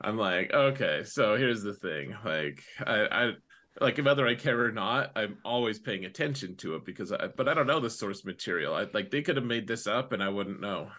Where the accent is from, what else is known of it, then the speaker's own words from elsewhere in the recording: United States; most, most of us Americans